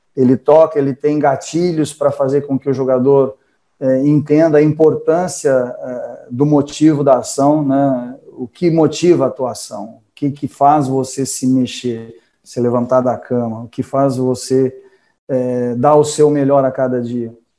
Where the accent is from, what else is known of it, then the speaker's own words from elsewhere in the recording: Franca, São Paulo, Brazil; moved away; also born or lived in Japan; a minha lugar que eu nasci, é, Franca